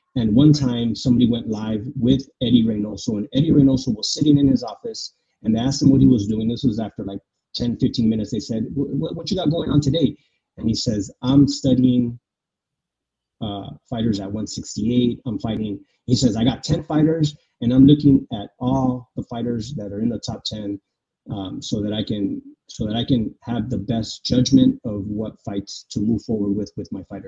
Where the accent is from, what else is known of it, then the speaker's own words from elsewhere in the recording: San Diego, California, United States; I'm from San Diego